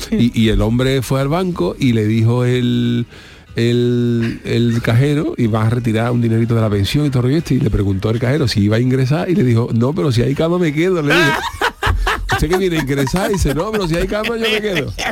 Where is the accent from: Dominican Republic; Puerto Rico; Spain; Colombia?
Spain; Cádiz, Andalusia; yo soy de, nacido de pura cepa, pero sí es verdad que, que la gente de Cádiz es especial.